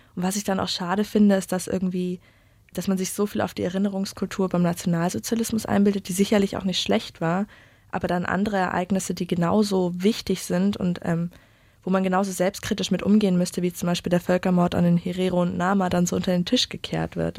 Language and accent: German; Munich, Bavaria, Germany; moved away; ich komme ursprünglich aus München